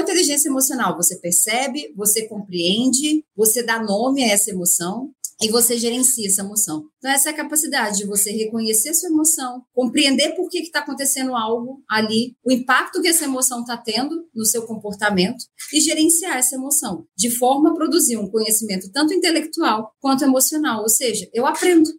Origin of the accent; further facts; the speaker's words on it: Minas Gerais, Brazil; accent: mineiro; moved away as an adult; now in São Paulo, Brazil; Eu sou mineira, vocês vão ver pelo sotaque, né? Bem forte.